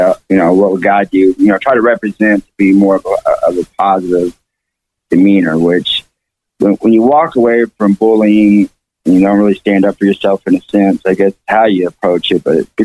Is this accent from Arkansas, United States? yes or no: yes; Fayetteville, Arkansas, United States; born there; All right, I was born in Fayetteville, Arkansas.